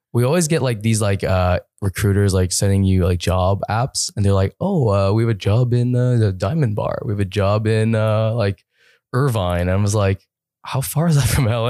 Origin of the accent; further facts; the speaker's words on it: Toronto, Ontario, Canada; I'm from Toronto